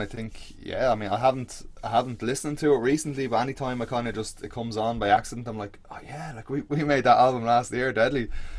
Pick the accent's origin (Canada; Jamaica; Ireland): Ireland; Baldoyle, Leinster; I'm back in my parents now, like where I grew up out in Balldoyle. So out by the sea, like kind of North Dublin